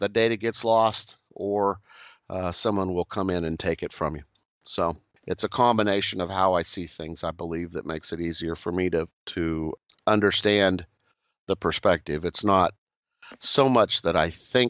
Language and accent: English; Kansas, United States; where I grew up in Kansas